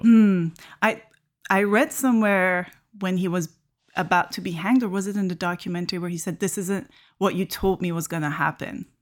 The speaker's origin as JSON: {"language": "English", "country": "Iran", "tie": "born or raised there", "moved": "yes", "lives_now": "Canada", "said": "I grew up in Iran watching so many Iranian media"}